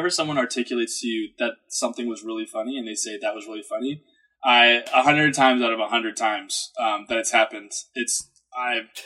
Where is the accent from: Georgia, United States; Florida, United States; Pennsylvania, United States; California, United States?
Georgia, United States; Atlanta; now in New York, United States; I'm born and raised in Atlanta, and you're not going to find sure. too many of us. Okay, it's a very transient town, kind of like New York.